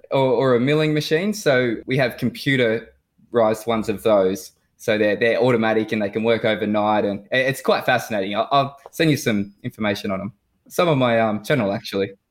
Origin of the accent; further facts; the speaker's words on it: Newcastle, New South Wales, Australia; now in Perth, Australia; Uh, so Newcastle, New South Wales